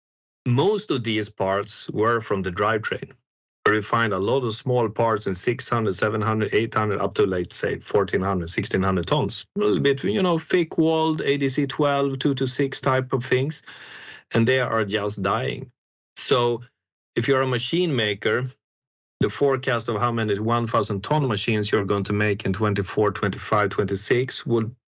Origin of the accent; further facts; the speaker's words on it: Sweden; English is a second language; I'm from Sweden, by the way, but you hear that from a dialect.